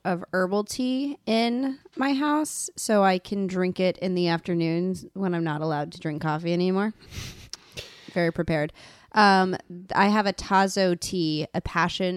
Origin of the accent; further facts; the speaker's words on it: Colorado, United States; now in New York City, United States; I'm originally from Colorado